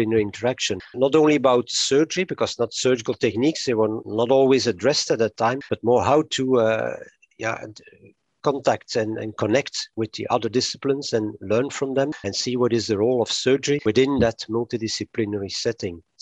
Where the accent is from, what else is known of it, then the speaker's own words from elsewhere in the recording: Antwerp, Flanders, Belgium; I was born in 57 in Antwerp in Belgium, and I'm almost a completely Antwerp product